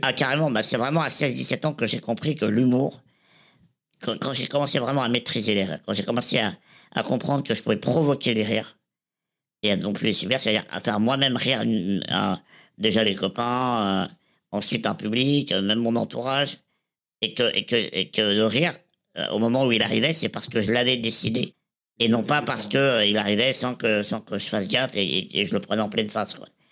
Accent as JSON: {"language": "French", "town": "Reims", "region": "Grand Est", "country": "France", "tie": "born or raised there", "said": "je suis né à, Reims, dans la Marne, le 14 avril 1987"}